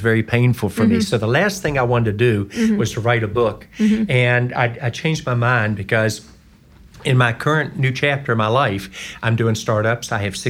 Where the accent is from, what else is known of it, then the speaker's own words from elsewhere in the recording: West Virginia, United States; moved away; also born or lived in North Carolina / Georgia / Indiana / Ohio; I'm from West Virginia. Mm-hmm. I've lived in North Carolina, Georgia, Indiana, Ohio, Illinois.